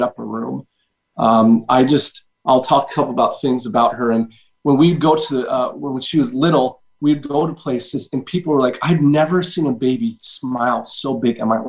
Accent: Utah, United States; also born or lived in Edmonton, Canada; now in Florida, United States; I was from Utah

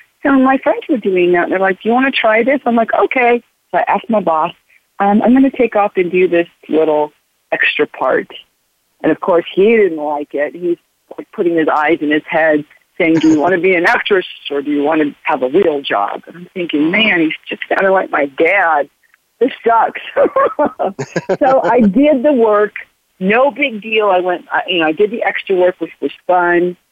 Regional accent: Los Angeles, California, United States; I was born and raised in Los Angeles, California

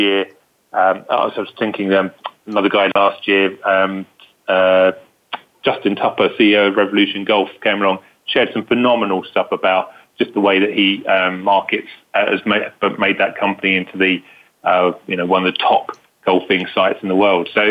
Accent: United Kingdom; accent: British; UK, as you can hear from my authentic British accent

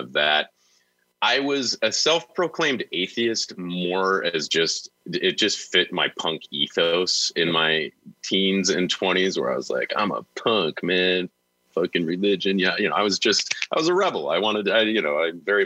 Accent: Niagara Falls, New York, United States; I grew up in Niagara Falls, New York, a very small city

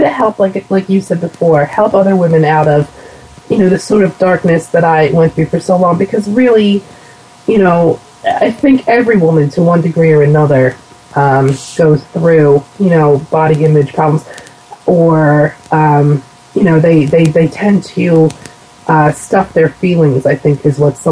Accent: United States; accent: Philadelphia/New Jersey dialect; also born or lived in southern New Jersey; my dialect as soon as they hear me, or that I'm from somewhere, either Philadelphia or New Jersey

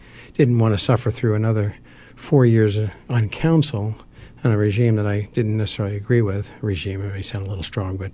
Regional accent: New Jersey, United States; moved away as an adult; also born or lived in Philadelphia; now in Scottsdale, United States; I actually was born and raised in New Jersey.

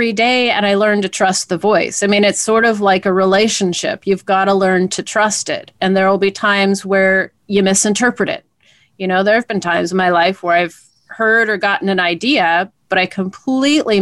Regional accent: Portland, Oregon, United States; growing up in Portland

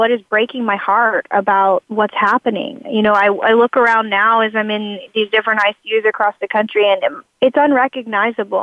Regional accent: Texas, United States; we are from Texas.

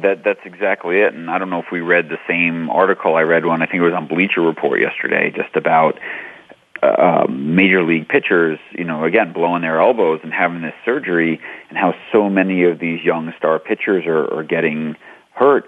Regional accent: New York City, New York, United States; I grew up in New York City or New York playing stickball

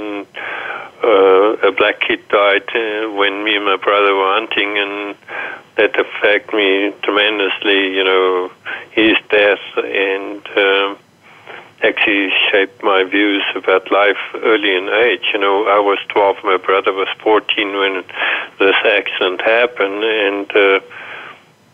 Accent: South Africa; moved away as an adult; now in Canada; I grew up in South Africa

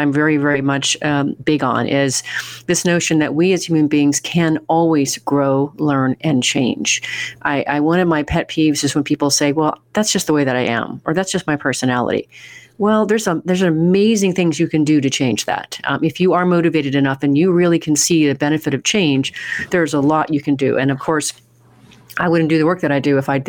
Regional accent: Oregon, United States; moved away; I'm from Oregon originally

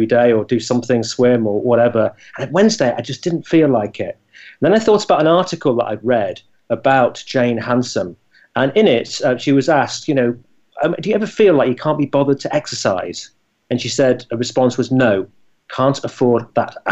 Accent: Scunthorpe, Yorkshire and the Humber, United Kingdom; moved away; I came from Scunthorpe, and my dad worked in the Scunthorpe Steelworks

